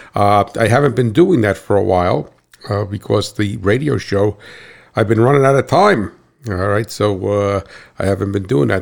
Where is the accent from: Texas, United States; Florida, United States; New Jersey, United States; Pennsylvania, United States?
New Jersey, United States; Hackettstown; I hail from Cat Swamp Road in Hacketstown, New Jersey.